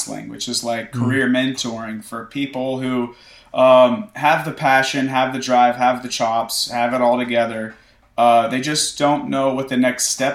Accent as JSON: {"language": "English", "town": "Nashville", "region": "Tennessee", "country": "United States", "tie": "born or raised there", "said": "I grew up in Nashville"}